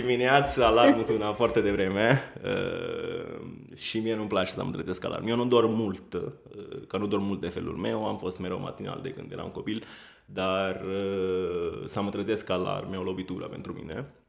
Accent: Italy; Romanian is a second language; moved away as an adult; now in Romania; Sunt italian.

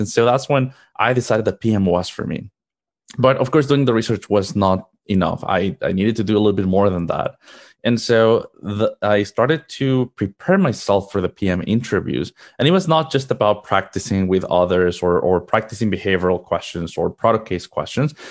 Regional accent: Mexico; moved away as an adult; now in United States; Originally, I am from Mexico. That's where I was born and raised

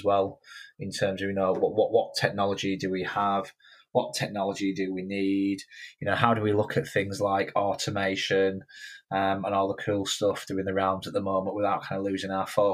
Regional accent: Yorkshire and the Humber, United Kingdom; growing up in Yorkshire

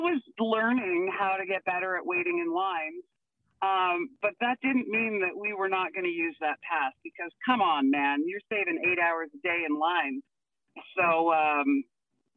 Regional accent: Vancouver, British Columbia, Canada; moved away as an adult; now in Alberta, Canada; I was born and raised in Vancouver, so I am not I am not a true Albertan

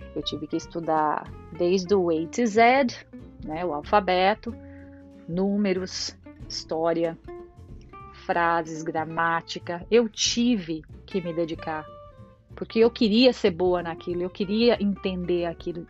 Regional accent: São Paulo, Brazil; moved away as an adult; now in Ireland; Saí do Brasil

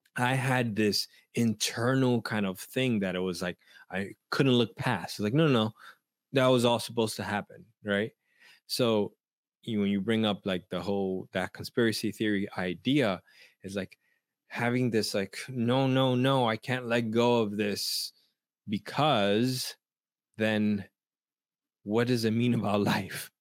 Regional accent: New York City, New York, United States; I grew up in Washington Heights

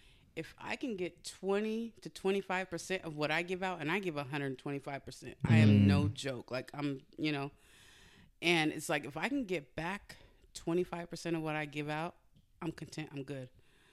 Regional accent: Modesto, California, United States; I grew up in Modesto.

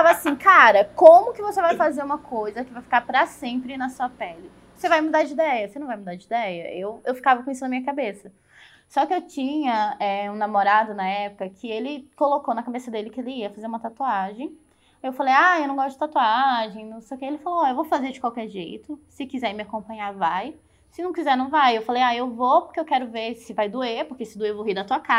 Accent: São Luís, Maranhão, Brazil; moved away as an adult; now in Curitiba, Brazil; Eu tava lá no Maranhão. São Luís? São Luís.

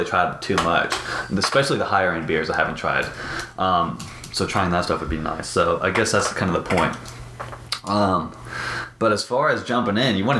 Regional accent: Arkansas, United States; also born or lived in Fayetteville, Arkansas; we're both from Arkansas. Mm-hmm. … I'm from mainland Fayetteville. And I go to University of Arkansas, and I'm a student there, a senior.

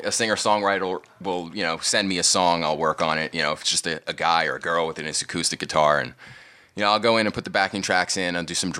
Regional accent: New York City, New York, United States; moved away; born and raised in Staten Island.

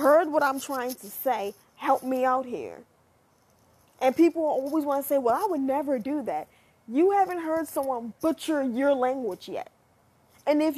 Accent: United States; me as an American tries to learn another language

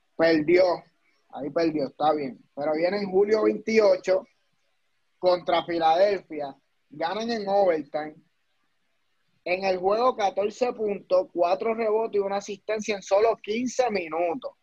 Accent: Puerto Rico; Nosotros somos de Puerto Rico, del calentón.

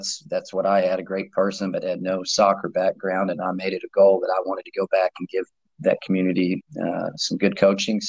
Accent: Morristown, Tennessee, United States; I'm from East Tennessee, Morristown, Tennessee, which is about 30 minutes outside of Knoxville

